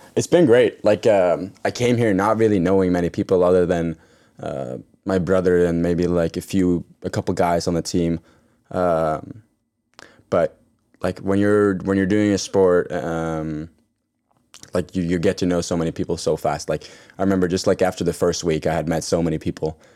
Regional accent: Norway; moved away; I grew up in Norway

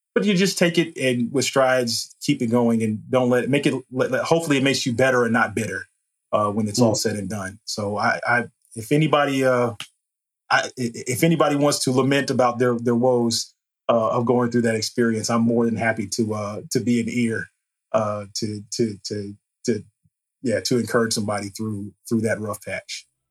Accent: Hampton, Virginia, United States; now in Richmond, United States; I'm from Hampton, Virginia

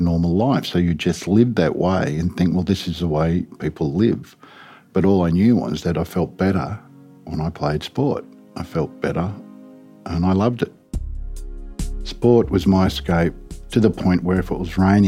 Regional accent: Sydney, New South Wales, Australia; I grew up in North Ryde

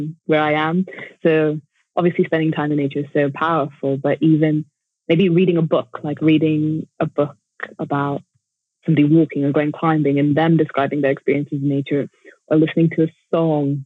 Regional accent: Jakarta, Indonesia; now in Sheffield, United Kingdom; I grew up in Jakarta, which is like one of the biggest cities in the world

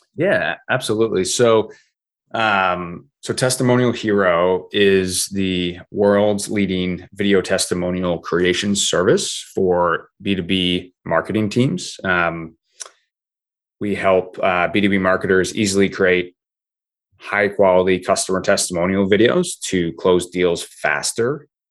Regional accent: Vermont, United States; I grew up in Vermont

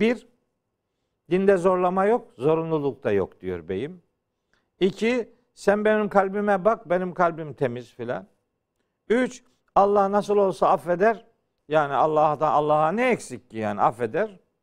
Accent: Uzungöl, Trabzon, Turkey; Trabzon'un Uzun Göl diye bir beldesi var. Hı hı. Belde az şimdi mahalle olarak geçiyor. Ee, ben oralıyım.

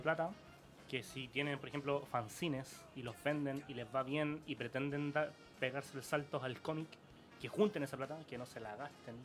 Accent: Santiago, Santiago Metropolitan Region, Chile; como somos de La Pintana

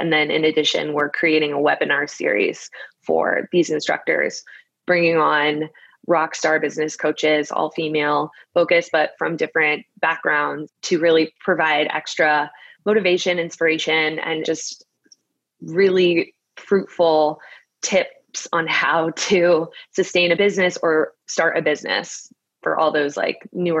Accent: Brooklyn, New York, United States; So I moved from Brooklyn, and I'm a Brooklyn girl. I love Brooklyn so much.

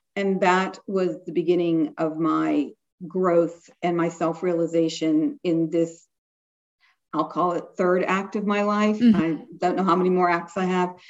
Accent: Pittsburgh, Pennsylvania, United States; moved away as an adult; also born or lived in England / Washington, D.C.; I did not come from a lot of money. I'm from Pittsburgh, not, you know, the fancy part

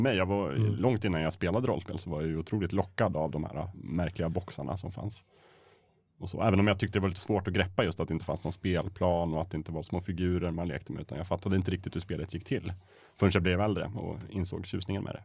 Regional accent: Östersund, Jämtland, Sweden; jag är uppvuxen i Östersund

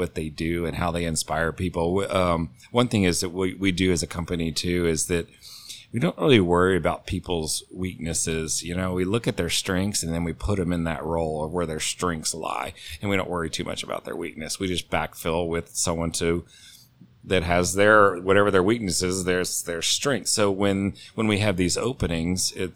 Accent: Texas, United States; now in Atlanta, United States; me growing up in Texas and moving to Atlanta

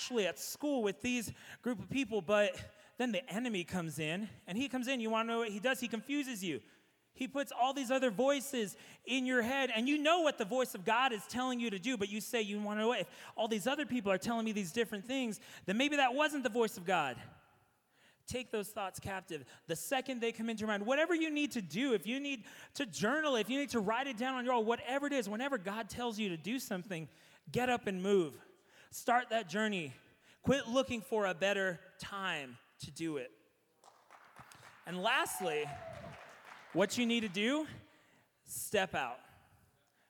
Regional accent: San Antonio, Texas, United States; Growing up in San Antonio, if you did an Easter egg hunt, you had those cascarones

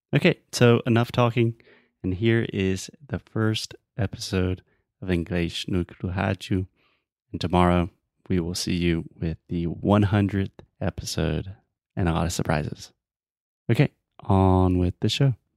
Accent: United States; born or raised there; moved away

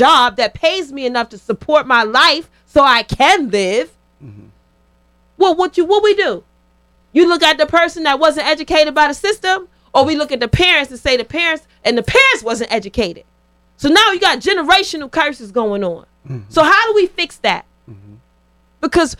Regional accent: Connecticut, United States; I remember when I got to Georgia. I'm coming from Connecticut.

